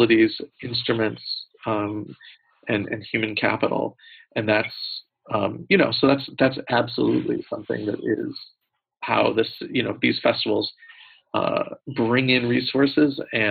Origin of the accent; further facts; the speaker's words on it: United States; as an American